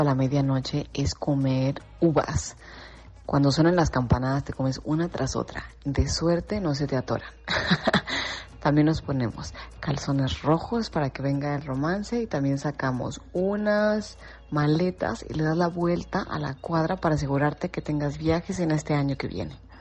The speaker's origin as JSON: {"language": "Spanish", "country": "Mexico", "said": "yo soy de México"}